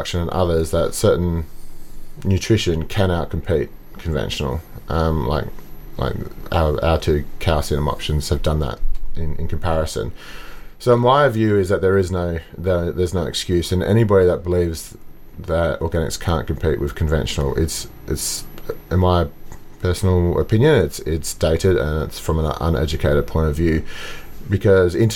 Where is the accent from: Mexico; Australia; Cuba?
Australia; Margaret River, Western Australia; I grew up in Margaret River